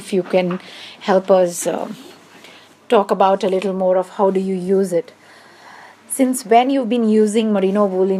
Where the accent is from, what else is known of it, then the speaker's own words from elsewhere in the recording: India; Hello, I'm from India. … the country manager.